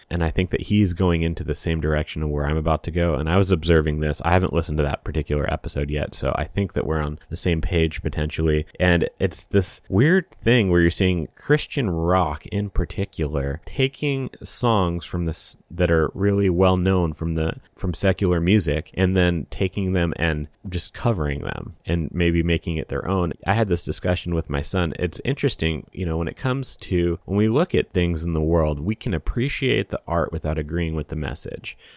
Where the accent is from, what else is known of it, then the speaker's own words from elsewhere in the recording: Washington, United States; I grew up in Washington State